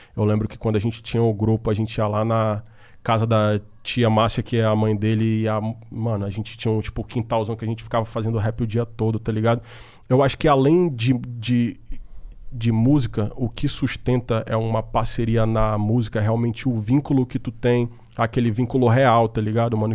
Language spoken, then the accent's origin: Portuguese; Manaus, Amazonas, Brazil; moved away as an adult; now in São Paulo, Brazil; eu sou do norte, e eu sou de Manaus